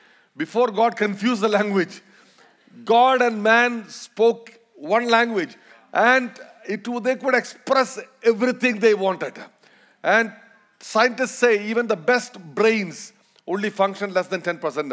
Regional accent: Malayalam, Kerala, India; accent: Indian, Malayalam accent; first language Malayalam; English is a second language; we're gonna speak Malayalam. That's my mother tongue

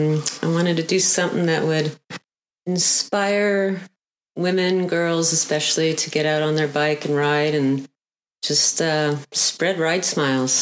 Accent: outside of Montreal, Quebec, Canada; also born or lived in Uruguay / Colorado; now in Texas, United States; Originally born in Uruguay and went to school in Canada outside of Montreal, moved to Texas

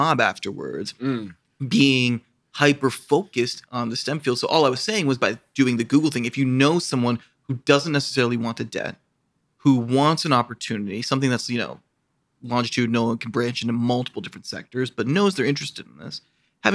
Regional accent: Toledo, Ohio, United States; I'm from Toledo

